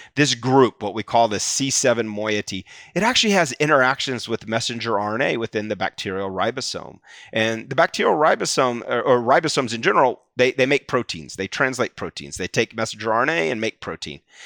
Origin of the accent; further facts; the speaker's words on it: Atlanta, Georgia, United States; now in New Haven, United States; I grew up in the South, Atlanta